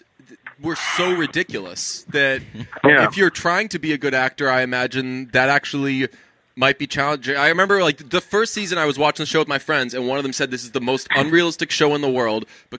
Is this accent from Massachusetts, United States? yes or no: yes; Boston, Massachusetts, United States; Couple of Boston guys. Oh, we took that turn. You got to be quick with us. We're from Boston.